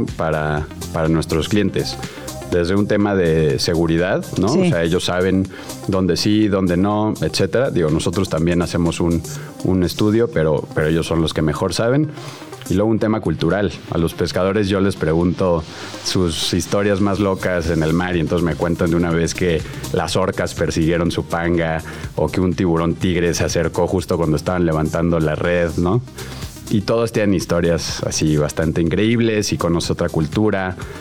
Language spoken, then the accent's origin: Spanish; Mexico City, Mexico; yo crecí en la Ciudad de México